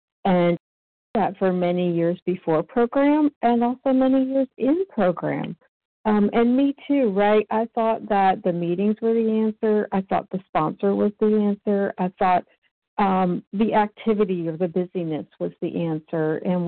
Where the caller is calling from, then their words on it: Georgia, United States; It's … in Georgia.